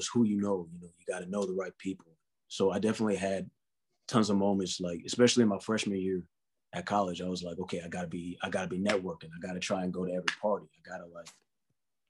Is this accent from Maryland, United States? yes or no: yes; Columbia, Maryland, United States; moved away as an adult; also born or lived in New York City; I grew up in Columbia, Maryland, so it was like the suburbs.